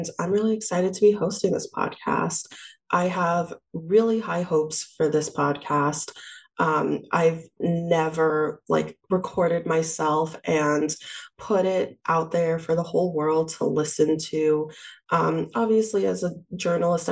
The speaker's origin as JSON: {"language": "English", "town": "New York City", "region": "New York", "country": "United States", "said": "I'm from Queens, New York. I lived at home with my parents after I graduated from undergrad."}